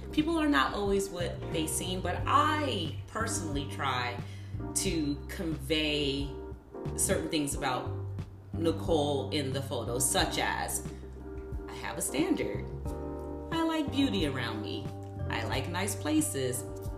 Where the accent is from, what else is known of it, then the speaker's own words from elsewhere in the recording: Chicago, Illinois, United States; now in Los Angeles, United States; Meg is a wholesome Midwest girl just like me. Oh, I'm from Chicago.